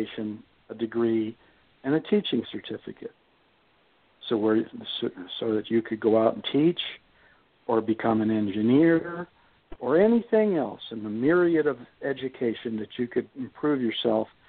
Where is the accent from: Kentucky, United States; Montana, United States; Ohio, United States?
Ohio, United States; Youngstown; I'm from Youngstown